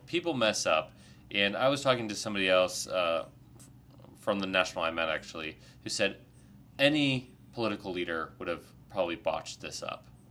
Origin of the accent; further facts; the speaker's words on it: Ohio, United States; I'm also grew up in Ohio